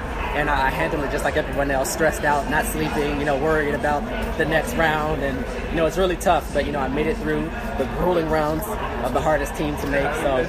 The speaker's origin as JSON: {"language": "English", "country": "United States", "said": "I feel like as an American"}